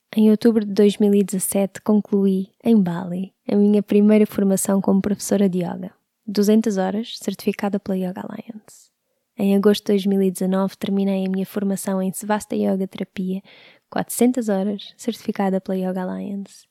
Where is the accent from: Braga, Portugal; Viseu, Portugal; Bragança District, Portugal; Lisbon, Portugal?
Lisbon, Portugal; Sintra; Nasci em Lisboa em 1989. Vivi a maior parte da minha vida em Sintra